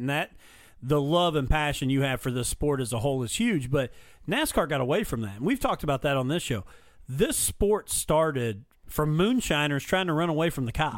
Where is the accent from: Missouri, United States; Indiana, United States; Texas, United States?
Indiana, United States; Mitchell; my hometown in Mitchell